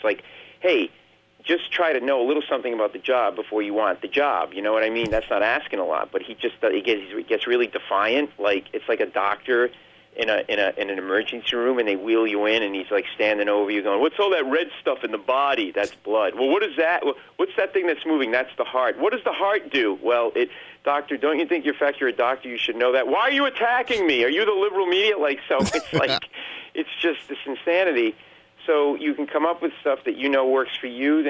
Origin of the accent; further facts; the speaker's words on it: New England, United States; I grew up in New England